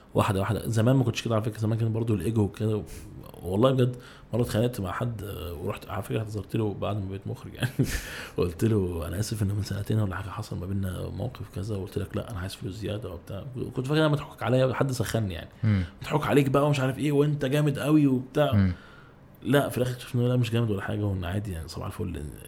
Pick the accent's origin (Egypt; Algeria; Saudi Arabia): Egypt; احنا عندنا في مصر